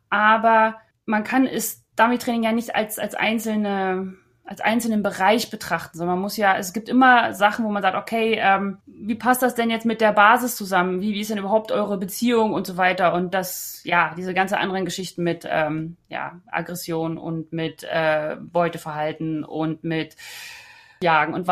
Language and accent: German; Potsdam, Brandenburg, Germany; Da war man dann jeden Monat einmal in Potsdam, war ganz praktisch, weil ich komme ja aus Potsdam und da konnte ich bei meinen Eltern wohnen.